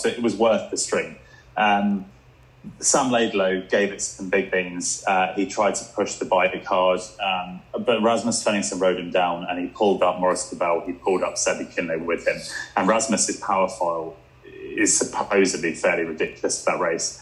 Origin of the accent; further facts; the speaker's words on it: England, United Kingdom; I'm English.